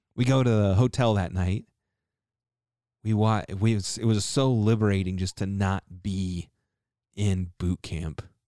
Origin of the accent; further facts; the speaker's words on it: Tulsa, Oklahoma, United States; moved away; I grew up in Tulsa. For a little while, at least